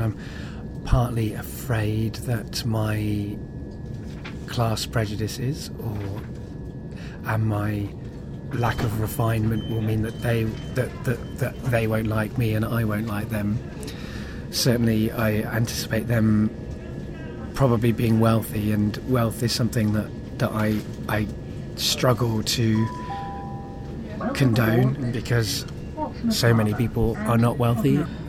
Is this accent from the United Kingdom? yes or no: yes; Coventry, West Midlands, United Kingdom; also born or lived in Cardiff / North Wales; my life growing up in Coventry and in Cardiff. I guess when I was really young and lived in North Wales